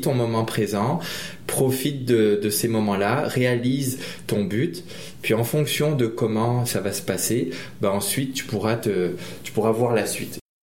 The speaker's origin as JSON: {"language": "French", "country": "Réunion", "said": "je suis originaire de l'île de la Réunion, une petite île française dans l'océan Indien"}